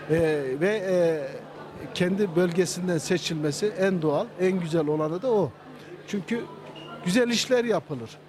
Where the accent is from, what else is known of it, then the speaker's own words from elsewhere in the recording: Kayseri, Kayseri Province, Turkey; Biz Kayseriliyiz, Kayserili olsun.